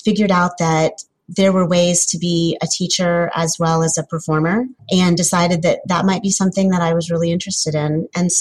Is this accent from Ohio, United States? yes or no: yes; Wilmington, Ohio, United States; I'm from Wilmington, Ohio. It's kind of about halfway between Columbus and Cincinnati